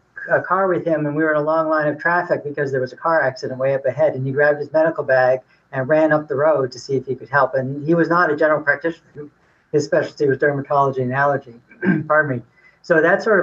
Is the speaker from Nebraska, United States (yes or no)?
no; Massachusetts, United States; also born or lived in Washington, D.C. / California; now in Boardman, Ohio, United States; I grew up in New England, in Massachusetts